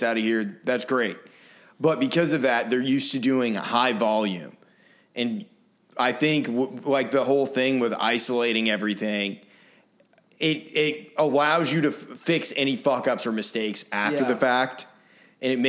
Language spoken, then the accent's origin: English; Maine, United States; moved away; I grew up in Maine, small town